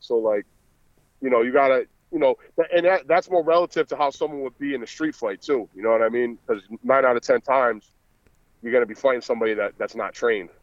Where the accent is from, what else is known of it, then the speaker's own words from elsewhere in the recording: Providence, Rhode Island, United States; accent: Boston; I'm actually from Providence, Rhode Island, but I'm in Boston all the time, so I'm back and forth. But it's kind of a similar accent.